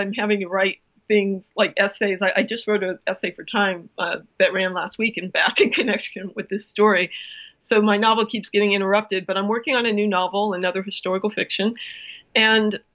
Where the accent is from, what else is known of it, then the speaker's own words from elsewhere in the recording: Cleveland, Ohio, United States; moved away; also born or lived in New York; I grew up in Cleveland, but I followed the Jets for the longest time because I lived in New York for so long